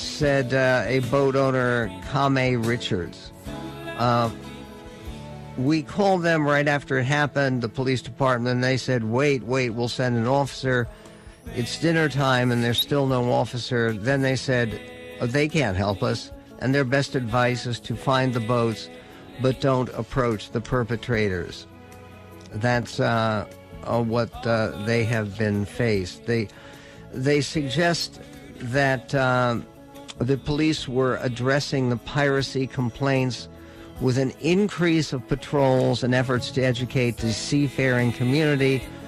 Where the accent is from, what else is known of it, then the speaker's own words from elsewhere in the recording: United States; I'm an American